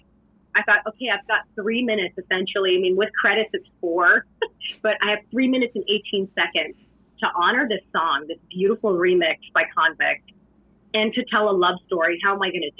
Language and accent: English; Canada; my story as a Canadian